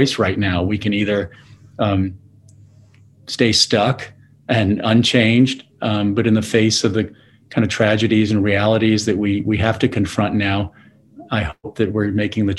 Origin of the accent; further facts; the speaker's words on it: Louisville, Kentucky, United States; Louisville's my hometown